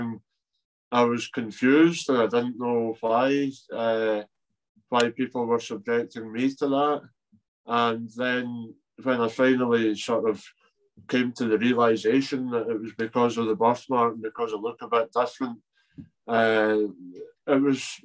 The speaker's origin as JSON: {"language": "English", "region": "Scotland", "country": "United Kingdom", "said": "I'm from Scotland"}